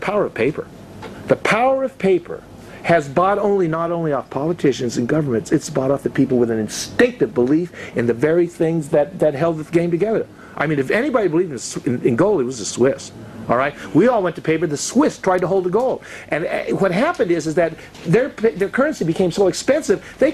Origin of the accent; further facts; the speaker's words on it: United States; I'm an American. And I come to you from a country that is so different than the country I grew up in.